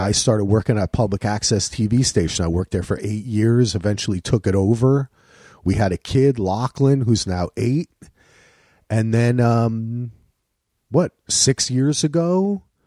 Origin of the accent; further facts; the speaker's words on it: New Jersey, United States; moved away as an adult; also born or lived in Manhattan / Durham; now in Portland, United States; I grew up in Jersey. Went to Rutgers.